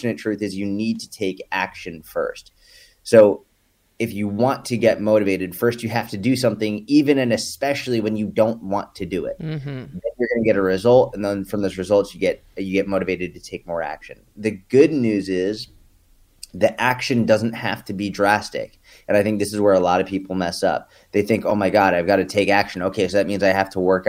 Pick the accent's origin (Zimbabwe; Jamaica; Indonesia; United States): United States; New England; now in Dallas, United States; I was born and raised in New England